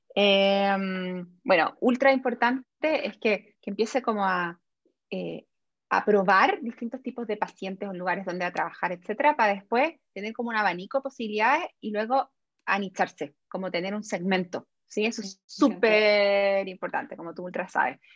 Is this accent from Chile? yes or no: yes; Chile; las dos somos chilenas, ¿sí? Eh, y Chile es un país como súper conservador todavía. Entonces, yo a mí, yo no me siento, o sea, obvio que soy chilena, más chilena que los porotos